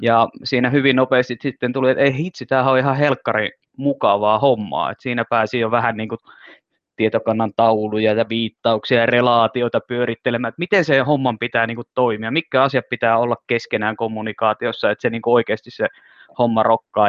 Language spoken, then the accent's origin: Finnish; Finland; Mä oon suomenruotsalainen, joka ei puhu ruotsia